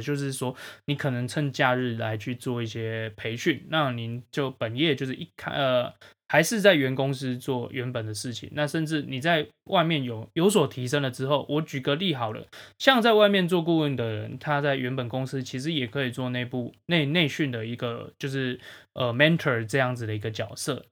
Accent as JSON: {"language": "Chinese", "country": "Taiwan", "said": "对我们台湾人的定义是什么"}